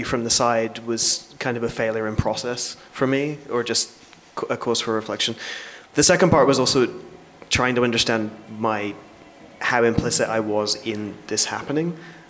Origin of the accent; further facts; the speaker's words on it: England, United Kingdom; I mean, I have a strange relationship with the UK because I'm English, but I've barely lived there.